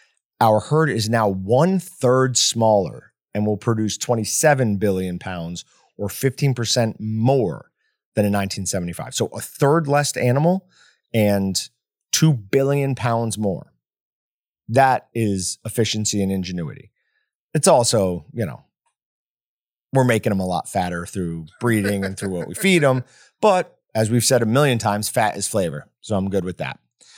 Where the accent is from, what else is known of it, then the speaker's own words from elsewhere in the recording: Fort Morgan, Colorado, United States; I grew up in Fort Morgan, Colorado. We had a sugar factory and a beef plant, and it was like a sewer right along the road.